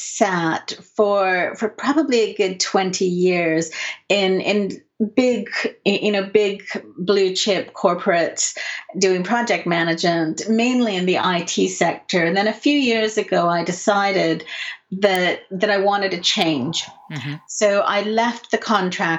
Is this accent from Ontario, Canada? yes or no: no; British Columbia, Canada; moved away as an adult; also born or lived in Vancouver; now in England, United Kingdom; grew up in a really lovely place and then moved back down to Vancouver